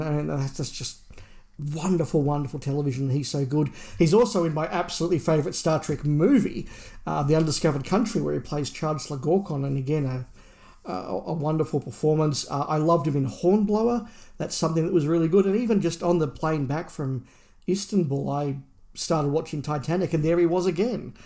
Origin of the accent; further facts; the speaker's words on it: Australia; as an Australian